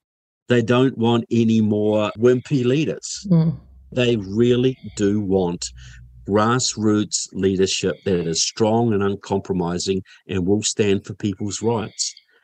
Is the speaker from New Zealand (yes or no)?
yes; Kaiapoi, Canterbury, New Zealand; born or raised there; now in United States